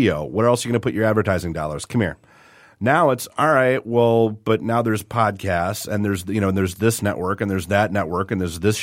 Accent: New Hampshire, United States; I grew up in New Hampshire

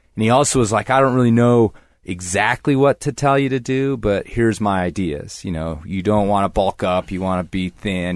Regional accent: Libertyville, Illinois, United States; moved away; I grew up, yeah, in the suburbs of Chicago

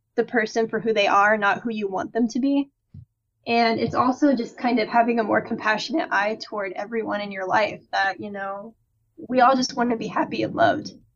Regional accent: Midwest, United States; growing up in the Midwest

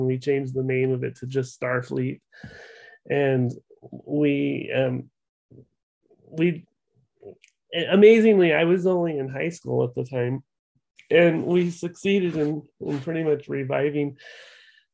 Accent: Eugene, Oregon, United States; Eugene, Oregon, which is my hometown

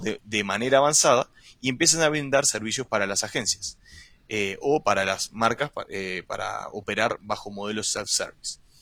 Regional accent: Uruguay; moved away as an adult; now in Chile; Soy uruguayo. Actualmente vivo en Chile hace más de seis años

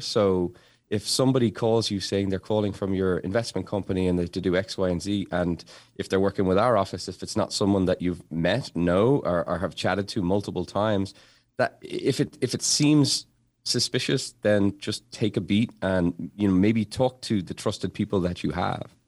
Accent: Dublin, Leinster, Ireland; now in Massachusetts, United States; Growing up in Dublin, we just had clothes, but then when I moved to America

